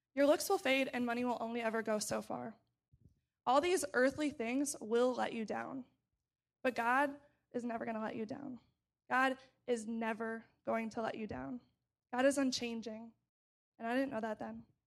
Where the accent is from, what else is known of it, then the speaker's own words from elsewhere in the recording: St. Charles, Missouri, United States; moved away as an adult; now in Urbana-Champaign, United States; I grew up in Saint Charles, Missouri, which is a suburb of Saint Louis